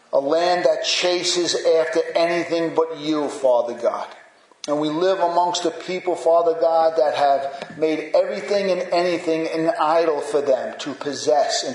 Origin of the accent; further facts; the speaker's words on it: United States; as American Christians.